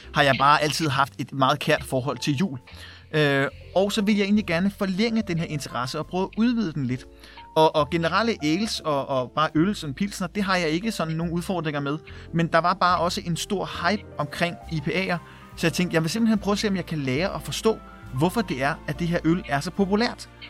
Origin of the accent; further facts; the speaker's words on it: Værløse, Capital Region of Denmark, Denmark; also born or lived in Herlev / Valby; jeg er født på Herlev Hospital øh, og er vokset op i, i den lille by Værløse